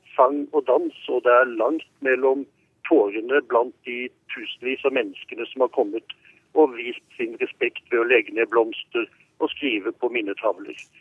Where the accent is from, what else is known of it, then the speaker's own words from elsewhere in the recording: Norway; now in Johannesburg, South Africa; vi som nordmenn